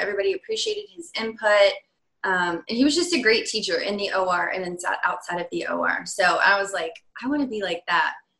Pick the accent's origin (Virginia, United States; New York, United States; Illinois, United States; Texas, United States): Virginia, United States; moved away as an adult; also born or lived in Michigan; now in California, United States; I'm originally from Virginia